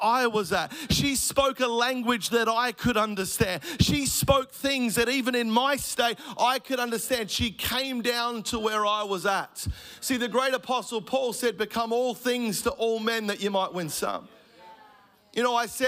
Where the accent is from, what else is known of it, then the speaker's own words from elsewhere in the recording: Melbourne, Victoria, Australia; I grew up in Melbourne, a single mum family.